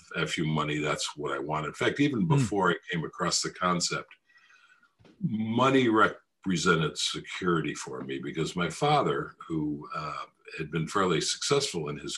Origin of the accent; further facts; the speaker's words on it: United States; I'm an American.